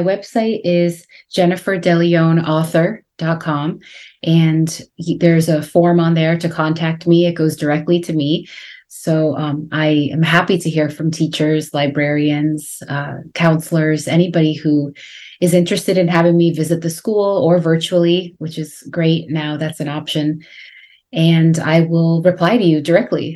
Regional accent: a suburb of Boston, Massachusetts, United States; also born or lived in Guatemala; even though we lived in a suburb of Boston in Massachusetts.

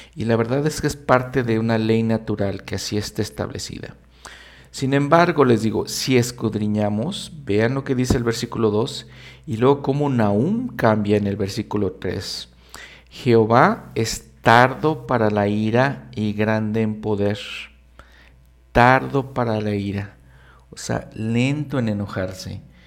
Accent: Mexico; como latinoamericano, como mexicano

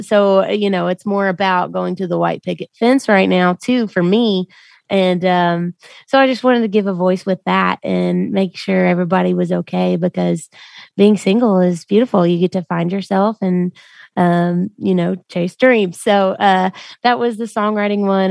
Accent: Memphis, Tennessee, United States; moved away as an adult; also born or lived in Millington, Tennessee; now in Nashville, United States; I'm from Memphis, Tennessee, and I came to Nashville to be a country music singer.

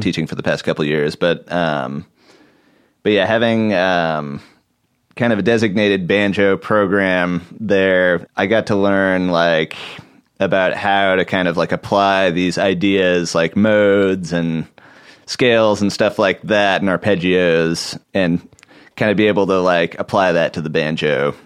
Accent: Portland, Oregon, United States; I grew up in Portland, Oregon

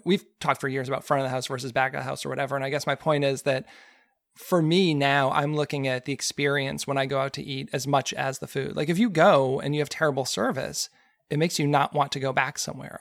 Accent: Frederick, Maryland, United States; here in my hometown

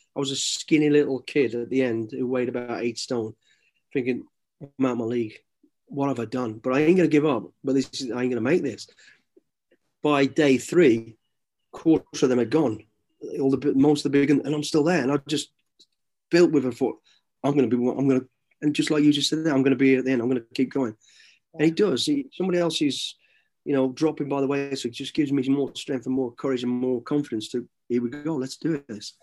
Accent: Midlands, United Kingdom; growing up in the Midlands

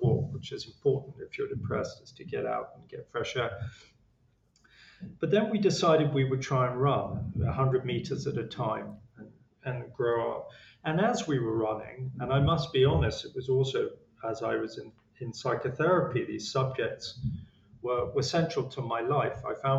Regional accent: England, United Kingdom; Being English, I was, probably downplayed it.

